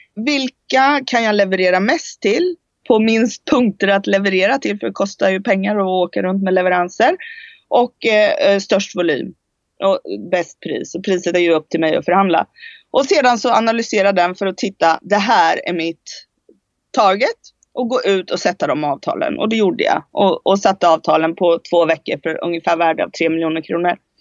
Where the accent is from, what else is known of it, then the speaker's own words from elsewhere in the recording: Sweden; moved away as an adult; also born or lived in Spain; jag flyttade från Sverige när jag var 19 år